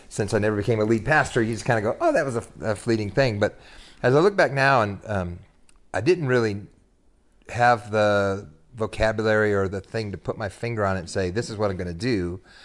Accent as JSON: {"language": "English", "town": "Bakersfield", "region": "California", "country": "United States", "tie": "born or raised there", "also_born_or_lived": "Sacramento / Dallas, Texas", "moved": "as an adult", "lives_now": "Texas, United States", "said": "I was born in the Central Valley, California, and grew up there"}